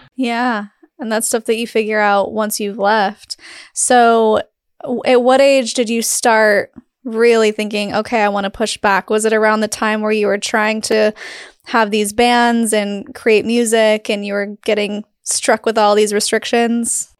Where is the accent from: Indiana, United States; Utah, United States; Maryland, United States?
Utah, United States; I grew up in Utah, but not in Salt Lake. I was, like, two hours north